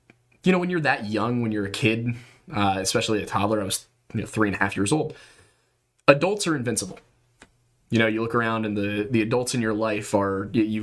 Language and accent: English; Southeastern Pennsylvania, United States; We're both from the East Coast. We're both from Southeastern Pennsylvania